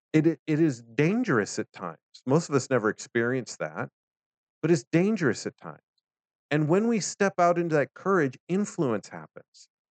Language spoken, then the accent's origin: English; United States; As an American